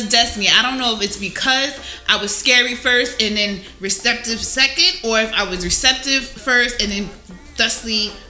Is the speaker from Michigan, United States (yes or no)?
no; Jersey City, New Jersey, United States; I'm from Jersey City, like everybody.